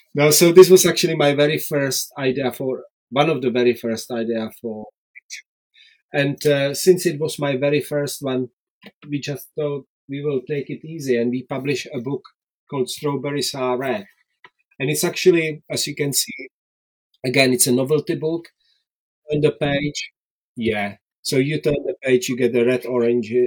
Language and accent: English; Czechia; English is a second language; moved away as an adult; also born or lived in Prague; now in Worcester, United Kingdom; I was born in Czechoslovakia in 1967